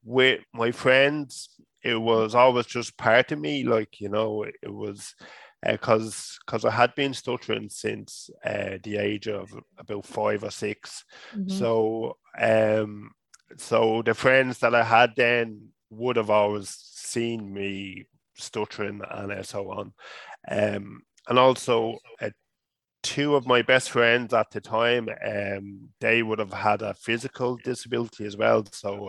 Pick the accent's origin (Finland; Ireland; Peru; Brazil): Ireland; Dublin, Leinster; moved away as an adult; now in Waterford, Ireland; the part that I grew up in Dublin, it was a real kind of working class area